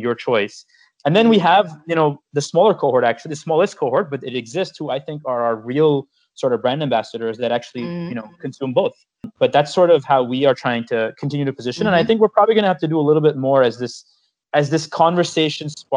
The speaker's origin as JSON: {"language": "English", "country": "United States", "tie": "born or raised there", "said": "growing up in the United States as a kid, you know, going to elementary school and spending pretty much my entire childhood here"}